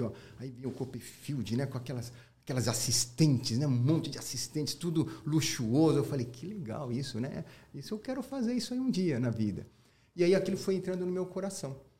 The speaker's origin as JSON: {"language": "Portuguese", "country": "Brazil", "tie": "born or raised there", "said": "Meu país é Brasil. Falei pra minha mãe, sou japonês, sou brasileiro. Pô, ela falou, você é brasileiro, filho, você nasceu no Brasil"}